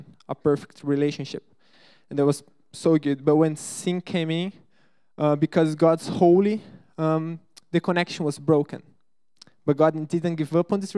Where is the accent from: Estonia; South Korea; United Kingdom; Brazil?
Brazil; English is a second language; moved away; I'm from Brazil